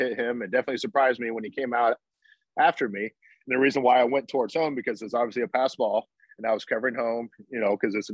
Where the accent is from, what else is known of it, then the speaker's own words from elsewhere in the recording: Atlanta, Georgia, United States; I grew up in Atlanta